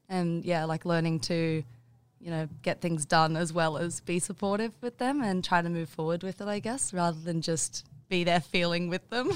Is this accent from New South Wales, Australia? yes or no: no; Bundaberg, Queensland, Australia; also born or lived in Maleny, Queensland; I moved from Bundaberg to Mullaney in grade nine.